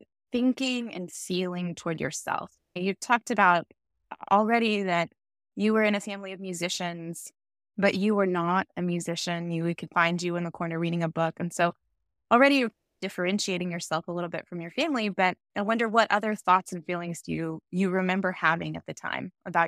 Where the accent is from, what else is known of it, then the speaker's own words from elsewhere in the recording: United States; Because I am American